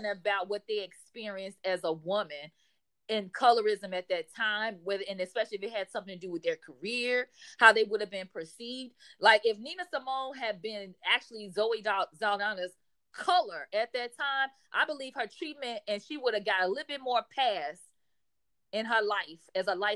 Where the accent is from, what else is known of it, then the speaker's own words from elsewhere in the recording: United States; as an American